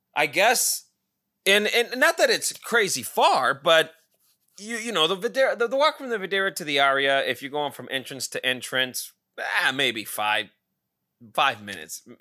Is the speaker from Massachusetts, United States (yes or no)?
no; Pahrump, Nevada, United States; now in Scottsdale, United States; my hometown of Pahrump